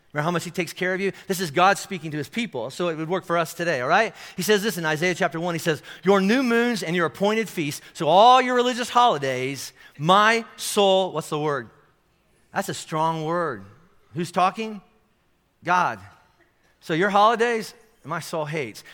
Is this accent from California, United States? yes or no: no; Kentucky, United States; I'm from Kentucky. This is how we say it in Kentucky